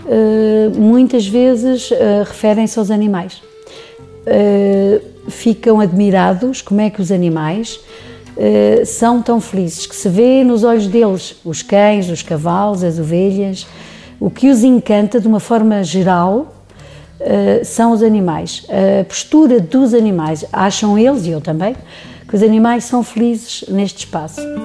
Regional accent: Lisbon, Portugal; moved away as an adult; also born or lived in Serra da Estrela; now in Gouveia, Portugal; Eu não sou de cá, nasci em Lisboa, fui criada em Lisboa, estive no estrangeiro

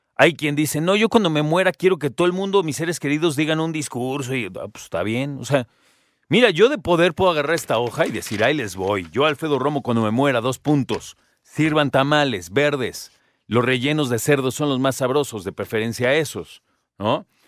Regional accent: Mexico

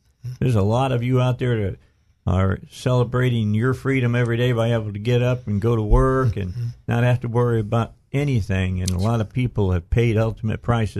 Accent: Cabot, Arkansas, United States; my hometown of Cabot.

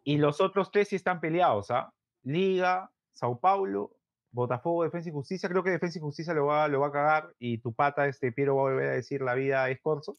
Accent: Peru; como hincha peruano, y gordo

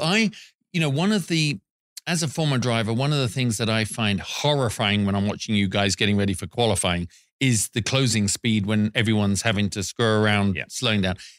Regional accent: England, United Kingdom; We're English

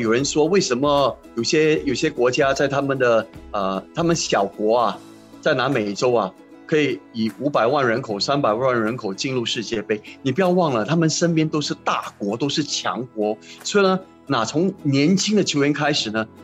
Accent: Singapore; 我是新加坡人，我爱新加坡

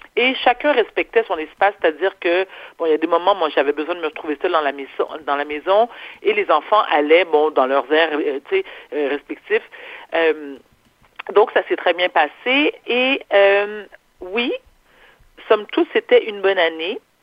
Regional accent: Quebec, Canada; also born or lived in New York / Paris; je suis née au Québec

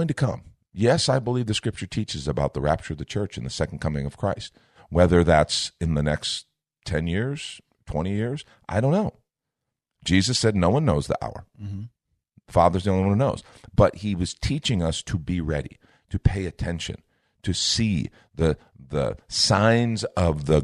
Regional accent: United States; You and I grew up in an America

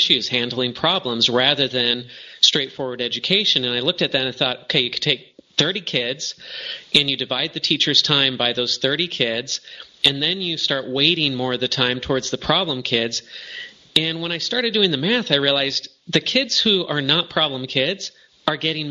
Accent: Arcadia, California, United States; moved away as an adult; also born or lived in Hong Kong; And I grew up in Arcadia, California

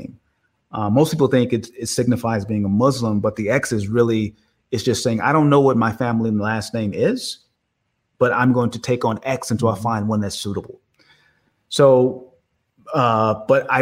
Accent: Oakland, California, United States; I grew up in Oakland, California

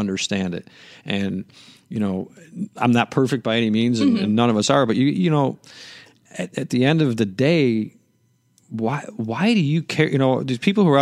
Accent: Chicago, Illinois, United States; I'm from Chicago

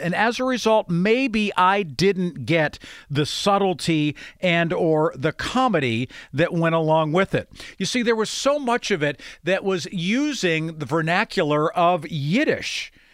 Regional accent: Grove City, United States; I can't pretend to say that I grew up in a city that there was a heavy Jewish influence. There certainly was not. growing up in Grove City

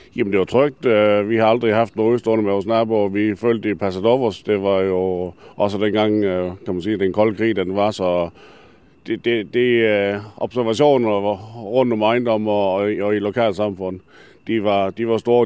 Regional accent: Denmark; det er mit barndomshjem. Jeg er født og opvokset her

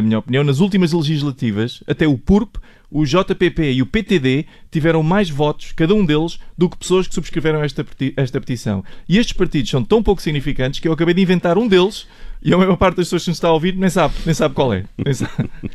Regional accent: Portimão, Algarve, Portugal; moved away; eu cresci em Portimão

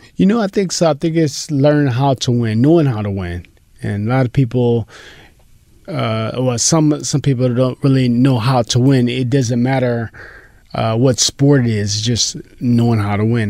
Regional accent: Pomona, California, United States; I was Pomona

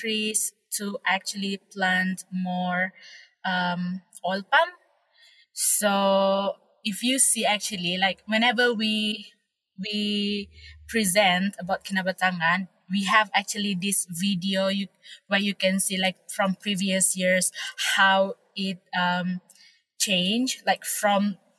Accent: Malaysia; I am from Borneo and I am a local

